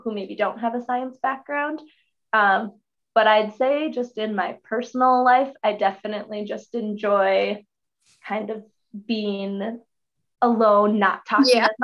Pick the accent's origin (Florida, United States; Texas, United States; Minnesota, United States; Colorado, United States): Minnesota, United States; Hill City; I'm originally from Hill City, Minnesota, just south of the Grand Rapids area in Aiken County, just about an hour west of the Duluth area. That's where I was born and raised